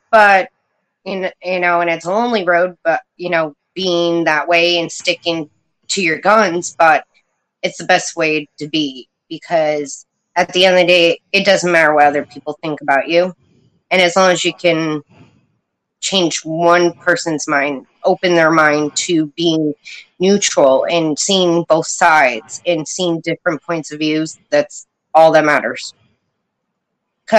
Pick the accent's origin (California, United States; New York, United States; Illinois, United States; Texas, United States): New York, United States; Poughkeepsie; now in upstate New York, United States; I was born in Poughkeepsie, about an hour from New York City. So I grew up with a pretty tough life